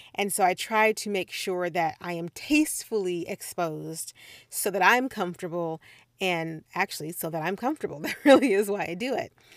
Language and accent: English; Midwest, United States; moved away as an adult; also born or lived in Missouri / Puerto Rico; I am from the Midwest